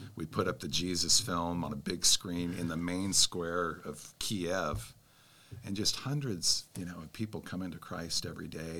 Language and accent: English; Spokane, Washington, United States; moved away; also born or lived in Texas Hill Country / Anchorage, Alaska; I was raised in, in Spokane, Washington, and, and also uh, the hill country of Texas.